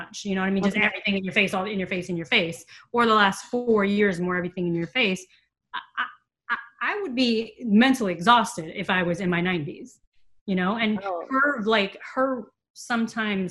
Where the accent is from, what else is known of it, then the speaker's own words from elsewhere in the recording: Los Angeles, California, United States; I'm from Los Angeles. So I grew up in mid-city Los Angeles